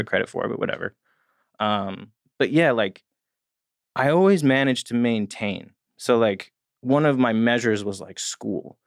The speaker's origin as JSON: {"language": "English", "region": "New Jersey", "country": "United States", "tie": "born or raised there", "said": "I grew up in New Jersey."}